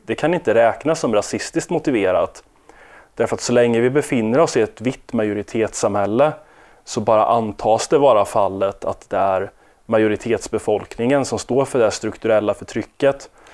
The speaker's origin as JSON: {"language": "Swedish", "country": "Sweden", "said": "oss som är svenskar"}